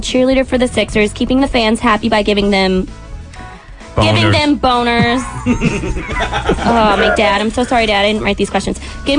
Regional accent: Scranton, Pennsylvania, United States; now in Manayunk, United States; I'm from Scranton.

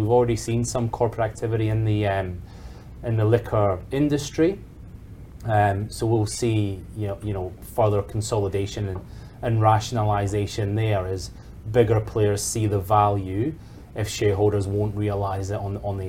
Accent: Scotland, United Kingdom; now in Australia; as a Scotsman

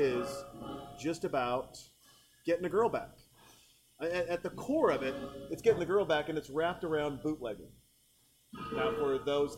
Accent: Montana, United States; growing up in Montana

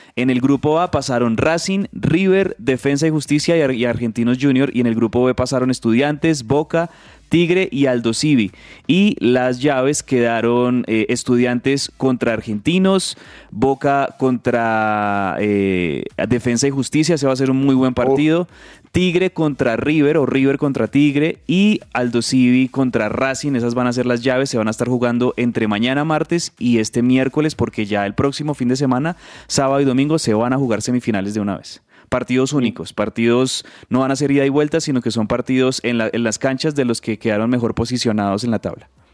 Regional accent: Colombia; nosotros como colombianos

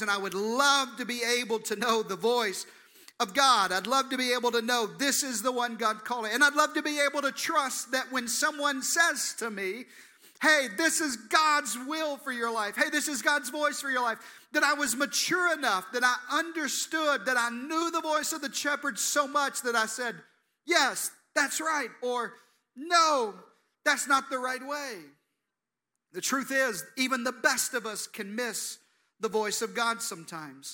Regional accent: Eastern Arkansas, United States; accent: Jeff Foxworthy accent (Southern); I'm a kid from Eastern Arkansas, born and raised in the Deep South. That's where I get this Jeff Foxworthy accent from

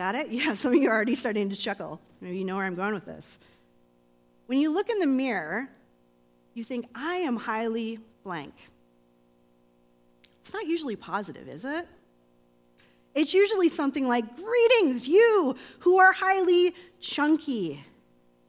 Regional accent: Grand Rapids, Michigan, United States; moved away; I'm not from here, I'm from Michigan

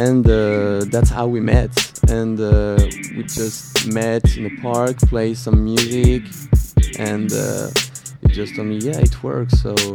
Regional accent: France; English is a second language; So we are from France

